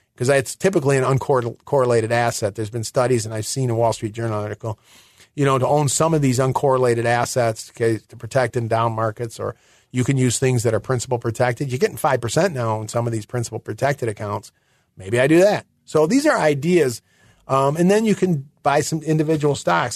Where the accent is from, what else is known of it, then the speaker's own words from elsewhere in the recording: near Detroit, Michigan, United States; moved away; I am originally from Michigan, near Detroit